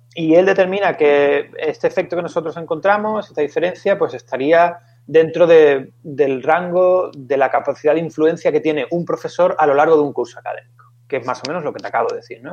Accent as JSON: {"language": "Spanish", "town": "Seville", "region": "Andalusia", "country": "Spain", "also_born_or_lived": "Valencia", "moved": "as an adult", "said": "yo soy de Sevilla"}